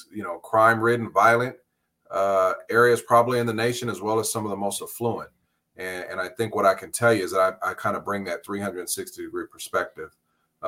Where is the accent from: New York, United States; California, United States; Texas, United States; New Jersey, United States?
California, United States; Los Angeles; also born or lived in San Pedro / Carson / Compton; I was born and raised right here in LA County.